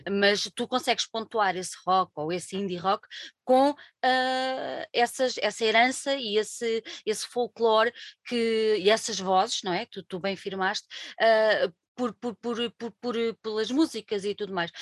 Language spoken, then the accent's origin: Portuguese; Alentejo, Portugal; eu venho do Alentejo